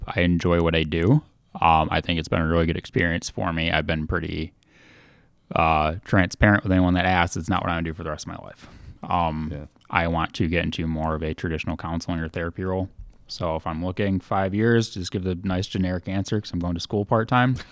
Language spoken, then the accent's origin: English; Holland, Michigan, United States; I'm from Holland